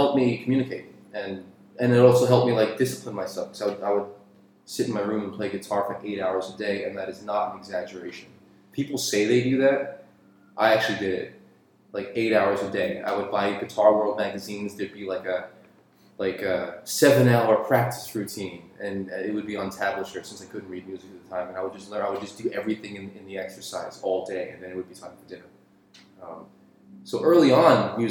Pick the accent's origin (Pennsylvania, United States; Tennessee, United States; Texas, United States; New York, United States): New York, United States; New York City; where I grew up in Queens